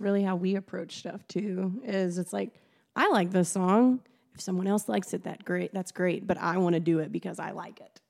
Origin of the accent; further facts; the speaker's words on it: near Paducah, Western Kentucky, United States; I grew up in Western Kentucky, near Paducah